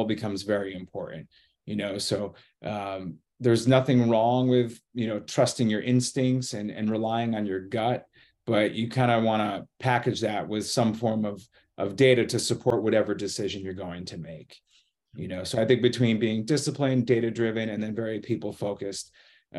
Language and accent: English; United States; moved away; also born or lived in Boston / New York City; I'm originally from the Connecticut, New York border